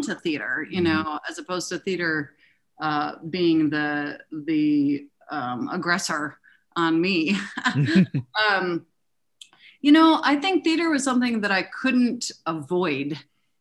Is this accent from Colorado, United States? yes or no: yes; Denver, Colorado, United States; I grew up in Denver